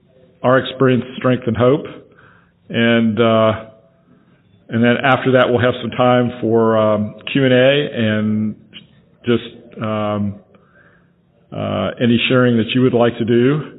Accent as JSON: {"language": "English", "town": "Franklin", "region": "Tennessee", "country": "United States", "said": "And like I said, I'm from Franklin, Tennessee."}